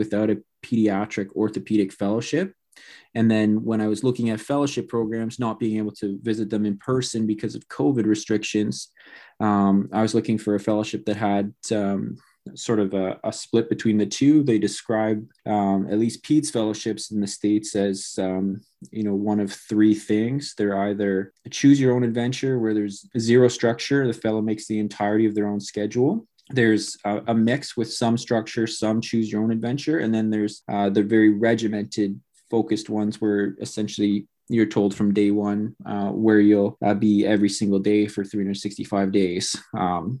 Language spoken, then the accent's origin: English; London, Ontario, Canada; now in Hamilton, Canada; I'm from London originally.